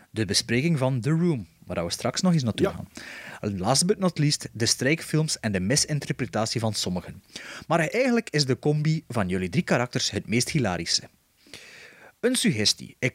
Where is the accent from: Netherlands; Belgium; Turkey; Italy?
Belgium; Flemish Region; accent: West Flemish; het is natuurlijk de ideale achternaam om als West-Vlaming voor te lezen.